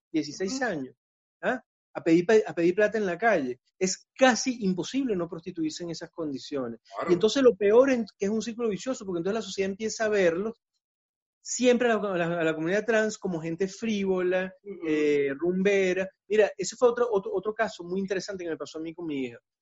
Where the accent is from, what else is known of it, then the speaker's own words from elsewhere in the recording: Venezuela; now in Chile; uno como venezolano que el marico es una muletilla